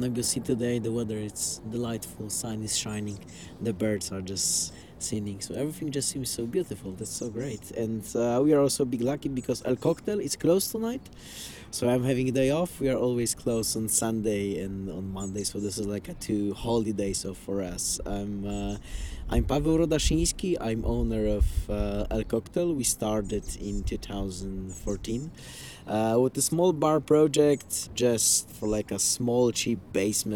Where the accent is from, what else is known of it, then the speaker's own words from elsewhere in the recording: Warsaw, Masovian Voivodeship, Poland; we are coming from Poland and from Warsaw